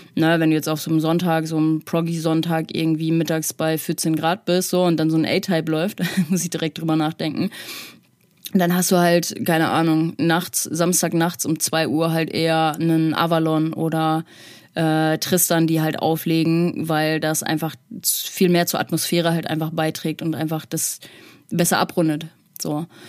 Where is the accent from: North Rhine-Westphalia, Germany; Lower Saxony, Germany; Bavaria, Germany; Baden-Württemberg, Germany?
North Rhine-Westphalia, Germany; now in Hamburg, Germany; ich komme aus NRW